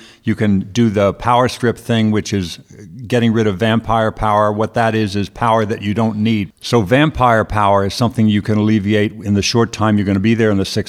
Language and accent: English; Merrick, New York, United States; accent: New York; now in California, United States; I grew up in Merrick, Long Island. I went to grade school in Merrick.